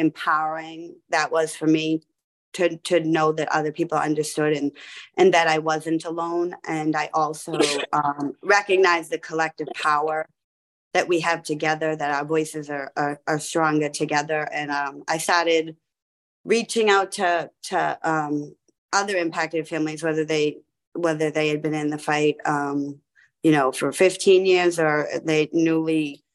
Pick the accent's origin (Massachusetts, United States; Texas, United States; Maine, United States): Massachusetts, United States; we're from Massachusetts